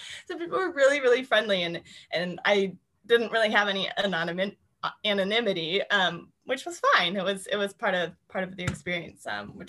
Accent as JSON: {"language": "English", "region": "East Coast", "country": "United States", "said": "And I come from the East Coast of the US where like you don't really smile at people on the street"}